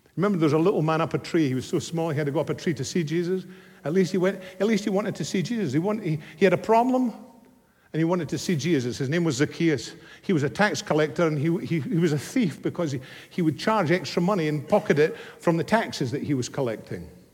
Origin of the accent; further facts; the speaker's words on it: Scotland, United Kingdom; moved away; my hometown back in Scotland many years ago